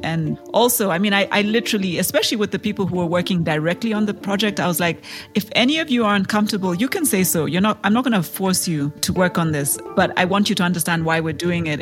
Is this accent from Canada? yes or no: no; Kenya; I am a Kenyan entrepreneur